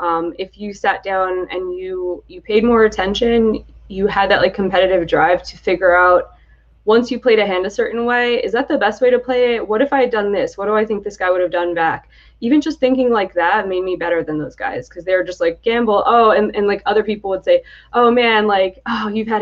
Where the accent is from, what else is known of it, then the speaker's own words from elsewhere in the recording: Atlantic City, New Jersey, United States; moved away as an adult; also born or lived in Michigan; I'm from the Atlantic City area